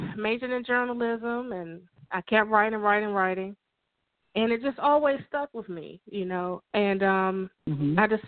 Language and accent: English; Washington, District of Columbia, United States; moved away as an adult; also born or lived in suburban Maryland; now in Maryland, United States; I'm from Washington, D.C. I currently live in suburban Maryland.